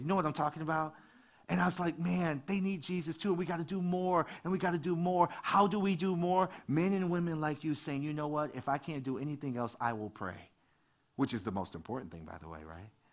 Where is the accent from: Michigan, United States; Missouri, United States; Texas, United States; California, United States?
Michigan, United States; Detroit; I grew up in Detroit